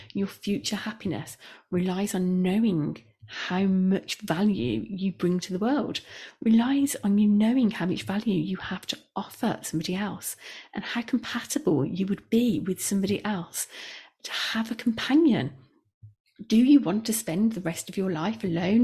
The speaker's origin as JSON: {"language": "English", "region": "Midlands", "country": "United Kingdom", "said": "we are both from the Midlands"}